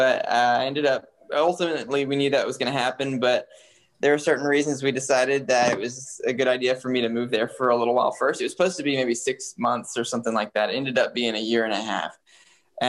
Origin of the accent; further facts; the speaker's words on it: Huntsville, Alabama, United States; also born or lived in South Africa; now in Nashville, United States; I'm from Huntsville, Alabama